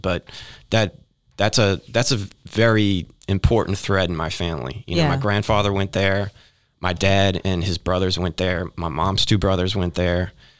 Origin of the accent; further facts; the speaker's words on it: New Orleans, Louisiana, United States; The public schools were never really great in New Orleans.